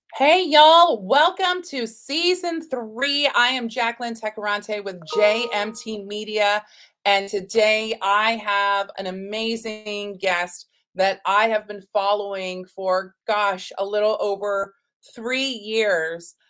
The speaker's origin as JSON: {"language": "English", "region": "Texas", "country": "United States", "tie": "born or raised there", "also_born_or_lived": "New York City", "said": "growing up in Texas, that I'm my family is actually Native American"}